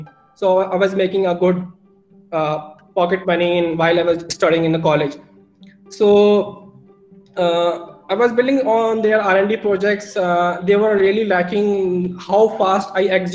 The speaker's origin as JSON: {"language": "English", "region": "Uttar Pradesh", "country": "India", "second_language": "English", "said": "I'm from India, and in India, in UP."}